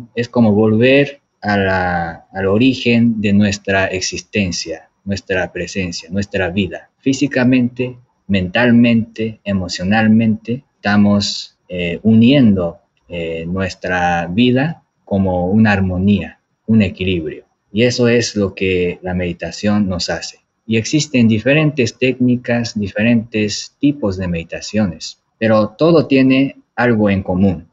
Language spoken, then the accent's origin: Spanish; Japan; moved away; soy de Japón